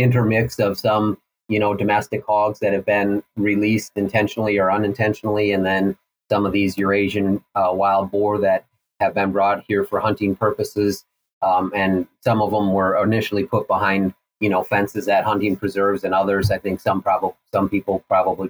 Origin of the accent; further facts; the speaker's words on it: Minnesota, United States; moved away as an adult; also born or lived in El Paso, Texas / Washington / Idaho; now in Missouri, United States; I grew up in Minnesota